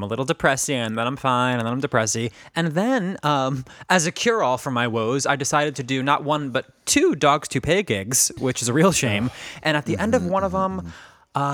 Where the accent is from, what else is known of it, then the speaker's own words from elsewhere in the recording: Northeast, United States; I just assumed I hated country because I'm from the Northeast and we're liberal and elitist.